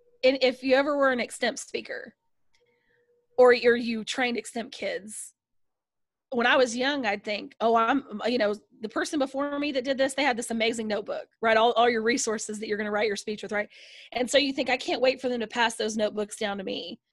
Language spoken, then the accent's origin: English; the South, United States; I'm from the South. I'm very, like, you know, friendly